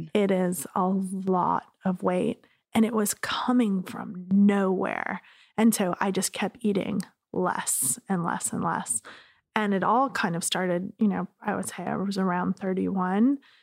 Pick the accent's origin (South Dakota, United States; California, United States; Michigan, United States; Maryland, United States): California, United States; Laguna Beach; I grew up in Laguna